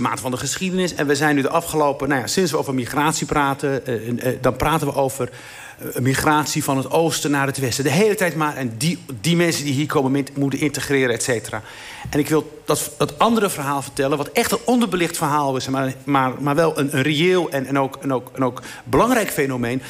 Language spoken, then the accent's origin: Dutch; Igazazen, Morocco; moved away; van waar ik ben, waar ik ben geboren, in het dorpje Igazazen.